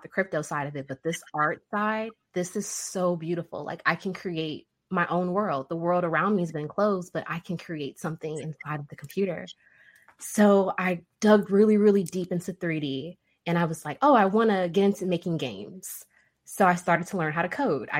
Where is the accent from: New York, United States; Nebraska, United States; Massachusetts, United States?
Nebraska, United States; also born or lived in Central Arkansas; now in Arkansas, United States; I was born in Nebraska